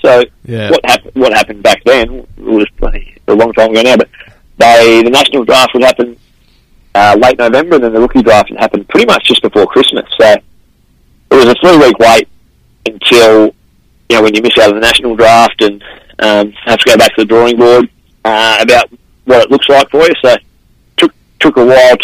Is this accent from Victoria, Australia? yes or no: yes; Shepparton, Victoria, Australia; moved away as an adult; now in Melbourne, Australia; moved my football from my hometown of Shepparton to Werribee